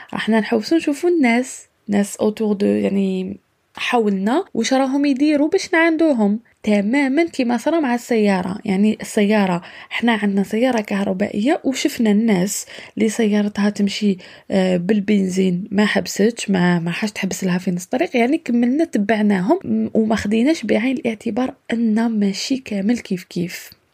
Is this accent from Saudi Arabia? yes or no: no; Algeria; moved away; also born or lived in Europe; تاعنا في الجزائر